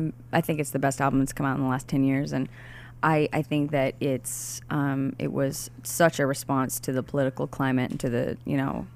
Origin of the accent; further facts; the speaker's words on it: Pocatello, Idaho, United States; also born or lived in Boise; I was born in Boise and I was raised in Pocatello.